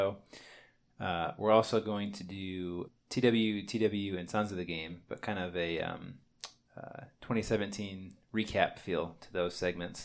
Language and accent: English; Champaign, Illinois, United States; we're twin brothers from Champaign, Illinois.